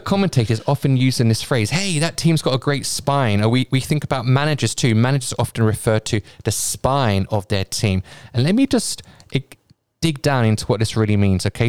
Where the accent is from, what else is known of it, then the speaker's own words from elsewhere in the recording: United Kingdom; I'm a Brit